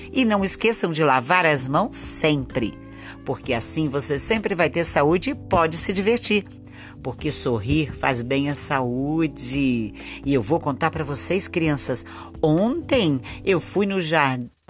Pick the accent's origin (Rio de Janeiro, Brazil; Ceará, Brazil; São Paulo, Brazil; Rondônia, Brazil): Rio de Janeiro, Brazil; eu sou do, do Rio de Janeiro.